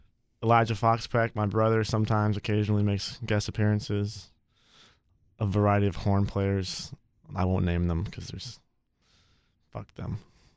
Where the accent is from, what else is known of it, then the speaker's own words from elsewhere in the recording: Durham, North Carolina, United States; Tamik and I are both from Durham.